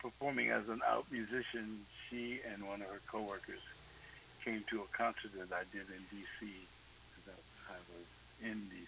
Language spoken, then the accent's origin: English; Baltimore, Maryland, United States; also born or lived in Buffalo, New York; I grew up in Baltimore, really